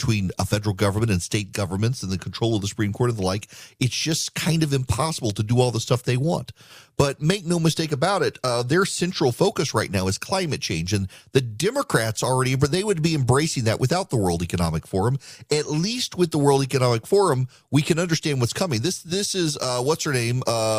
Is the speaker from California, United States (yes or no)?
no; Georgia, United States; I got to deal with some breaking news out of my home state because this is actually, this is really big news. Most of my affiliates, not all of them, are in Georgia.